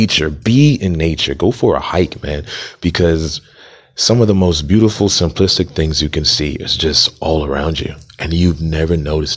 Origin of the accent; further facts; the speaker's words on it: Montgomery County, Maryland, United States; also born or lived in Atlanta, Georgia; I am from Montgomery County, Maryland, by way of Atlanta, Georgia